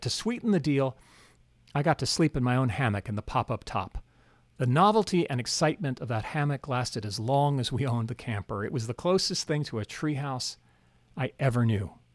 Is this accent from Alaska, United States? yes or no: yes; Anchorage, Alaska, United States; moved away as an adult; also born or lived in Philadelphia, Pennsylvania / North Carolina; My parents moved us to Anchorage, Alaska in nineteen seventy-one. Eleven years later, I went to college in North Carolina